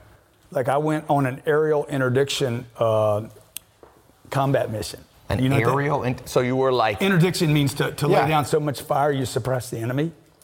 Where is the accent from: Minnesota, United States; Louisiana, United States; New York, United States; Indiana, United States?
Louisiana, United States; I'm from Louisiana